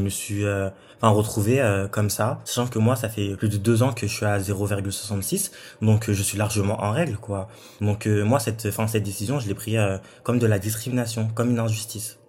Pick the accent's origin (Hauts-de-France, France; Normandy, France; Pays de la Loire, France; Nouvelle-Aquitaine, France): Normandy, France; Rouen; moved away as an adult; also born or lived in south of France; De base, je viens de Rouen, je suis normand, nord de la Seine-Maritime. Je suis venu dans le sud pour faire mes études